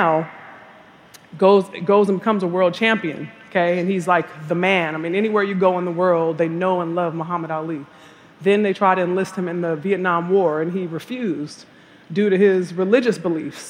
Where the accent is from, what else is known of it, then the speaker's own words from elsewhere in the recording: California, United States; I'm from California.